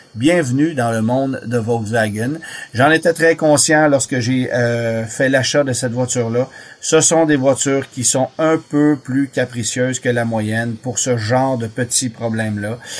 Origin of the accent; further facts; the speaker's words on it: Canada; chez nous au Canada